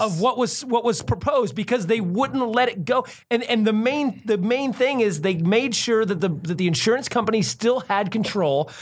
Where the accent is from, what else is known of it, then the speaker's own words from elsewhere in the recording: United States; as an American